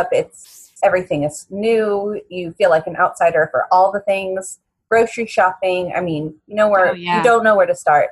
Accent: Miami, Florida, United States; moved away as an adult; also born or lived in Hollywood, Florida; now in Washington, D.C. area, United States; I'm originally from Miami, Florida

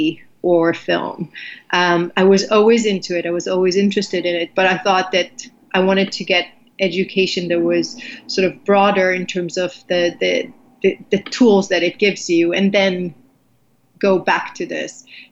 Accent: Israel; moved away; I grew up in Israel

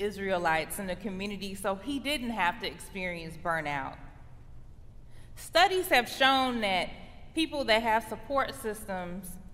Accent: Chicago, Illinois, United States; now in Michigan, United States; I'm from the Chicago area

